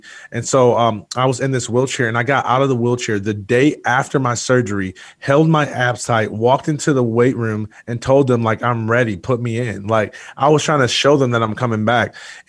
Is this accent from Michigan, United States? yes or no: yes; Jackson, Michigan, United States; born there; I was born in Jackson, Michigan, and grew up wanting to be a professional athlete